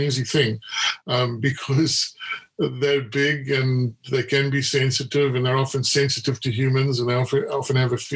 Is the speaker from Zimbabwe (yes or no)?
yes; Zimbabwe; I'm a Zimbabwean. I grew up in Zimbabwe.